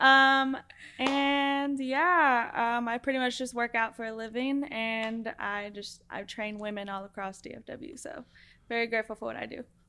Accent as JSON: {"language": "English", "town": "Donna", "region": "Texas", "country": "United States", "said": "Originally, I'm from the Rio Grande Valley. uh, Donna, Texas, to be specific."}